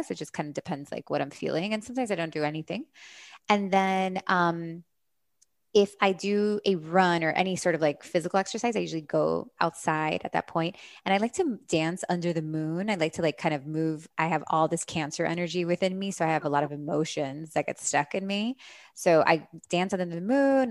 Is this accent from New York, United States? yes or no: no; Miami, Florida, United States; moved away as an adult; also born or lived in California; I grew up here in Miami